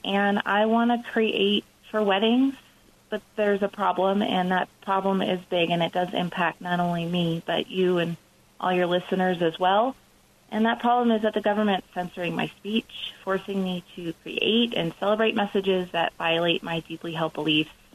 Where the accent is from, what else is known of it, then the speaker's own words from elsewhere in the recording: Denver, Colorado, United States; I started 303 Creative right here in uh, my hometown of Denver.